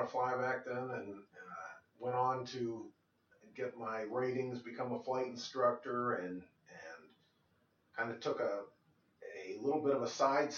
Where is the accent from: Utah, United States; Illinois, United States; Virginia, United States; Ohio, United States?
Illinois, United States; Moline; now in Kansas City, United States; growing up in Moline, Illinois, the Quad Cities